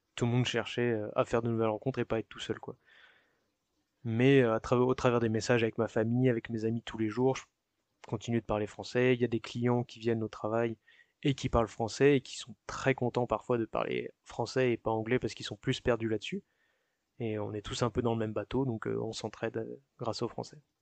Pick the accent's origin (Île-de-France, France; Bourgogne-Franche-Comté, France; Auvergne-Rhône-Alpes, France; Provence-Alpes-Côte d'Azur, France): Île-de-France, France; Chatou; moved away as an adult; now in Calgary, Canada; je viens de France, donc à côté de Paris, en région parisienne, dans les Yvelines